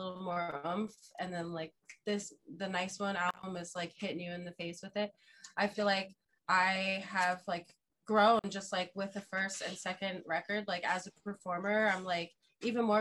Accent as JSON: {"language": "English", "town": "Fort Lauderdale", "region": "Florida", "country": "United States", "also_born_or_lived": "Orlando", "said": "I'm originally from Fort Lauderdale"}